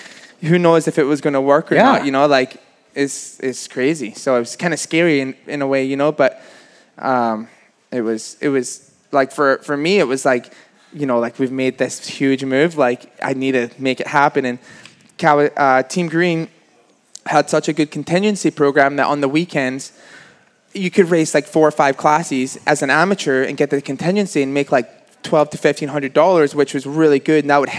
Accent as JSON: {"language": "English", "country": "Canada", "said": "And, you know, we came from Canada, so everyone was calling me, like, the Canadian kid, got tore down."}